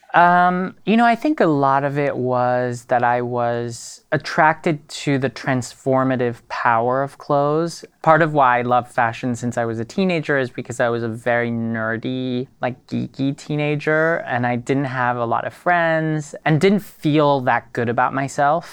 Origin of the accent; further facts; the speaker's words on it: Paris, Île-de-France, France; now in New York, United States; growing up in Paris and being French